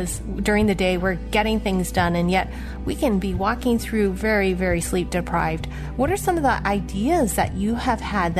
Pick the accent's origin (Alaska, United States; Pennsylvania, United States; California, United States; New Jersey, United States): California, United States; San Francisco; I was born in San Francisco, Chinatown, to a mail order bride from Hong Kong